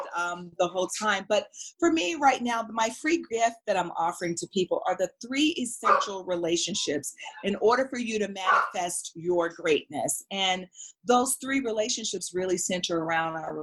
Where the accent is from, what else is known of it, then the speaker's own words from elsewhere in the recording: Mississippi, United States; moved away; We're both from Mississippi